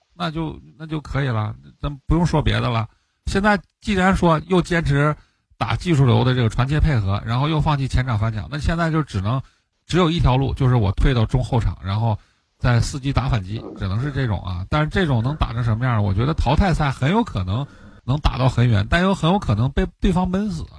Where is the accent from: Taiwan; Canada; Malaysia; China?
China; Northeast China; 就是我我们东北人讲话，我就打不过就抹一脸